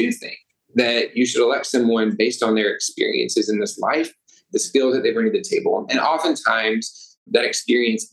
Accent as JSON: {"language": "English", "region": "Arkansas", "country": "United States", "tie": "born or raised there", "also_born_or_lived": "Little Rock, Arkansas", "moved": "as an adult", "lives_now": "Chicago, United States", "said": "I'm born and raised in Arkansas"}